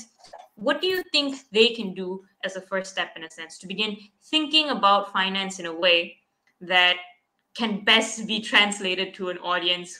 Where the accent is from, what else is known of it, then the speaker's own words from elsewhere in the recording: Malaysia; I'm from Malaysia.